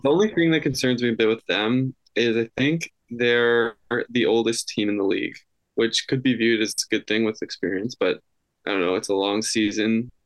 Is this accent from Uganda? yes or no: no; Canada; being a Canadian